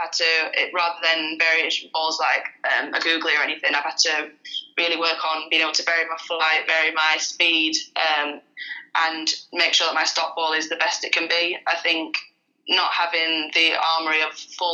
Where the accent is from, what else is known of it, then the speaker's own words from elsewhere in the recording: Sheffield, Yorkshire and the Humber, United Kingdom; moved away as an adult; now in Leeds, United Kingdom; I played all my junior stuff down in South Yorkshire, because I'm from Sheffield